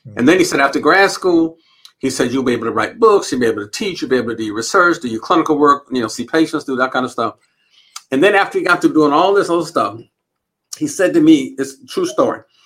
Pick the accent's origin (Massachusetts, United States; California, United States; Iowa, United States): California, United States; Los Angeles; also born or lived in St. Albans, Queens, New York; we moved out to Los Angeles, California, which is where my grandmother, her mother was. Okay. And uh, we grew up